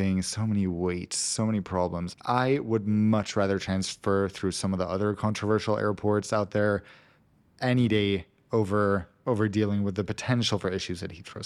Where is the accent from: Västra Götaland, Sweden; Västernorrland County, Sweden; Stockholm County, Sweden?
Västra Götaland, Sweden; Gothenburg; moved away; Gothenburg, where I grew up